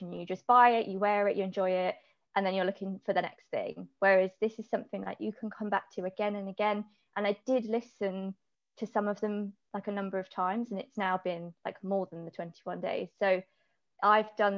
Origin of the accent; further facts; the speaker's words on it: Hampshire, South East England, United Kingdom; I'm from Hampshire.